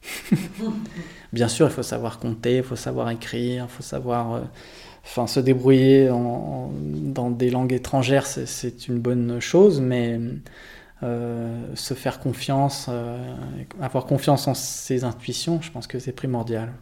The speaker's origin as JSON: {"language": "French", "town": "Lausanne", "region": "Vaud", "country": "Switzerland", "tie": "born or raised there", "said": "j'ai grandi à Lausanne"}